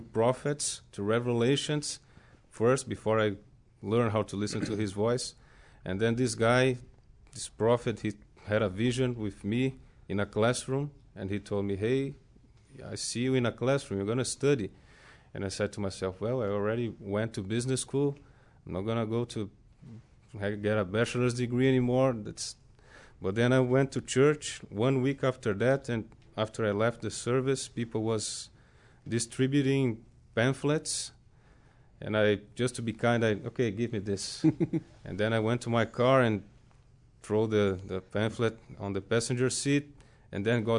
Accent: São Paulo, Brazil; born or raised there; moved away as an adult; also born or lived in Rio de Janeiro; now in United States

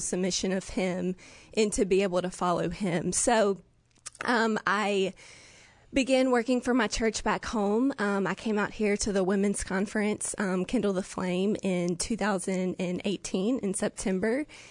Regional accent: Jackson, Mississippi, United States; I'm from Jackson, Mississippi

